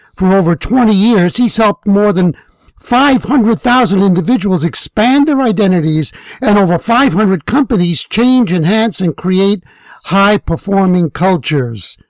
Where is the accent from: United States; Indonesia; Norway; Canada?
United States; New York; I grew up in New York, and I grew up there during the time that Malcolm X was alive